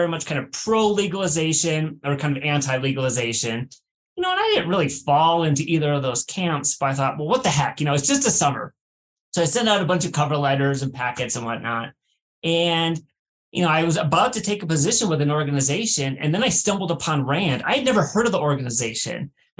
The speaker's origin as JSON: {"language": "English", "region": "Northern Michigan", "country": "United States", "tie": "born or raised there", "moved": "as an adult", "lives_now": "California, United States", "said": "I grew up in Northern Michigan, was going to Michigan State"}